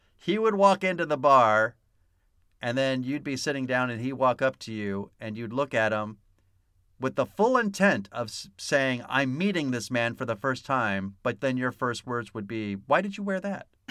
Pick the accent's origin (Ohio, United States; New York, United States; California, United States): California, United States; San Diego; I grew up here in San Diego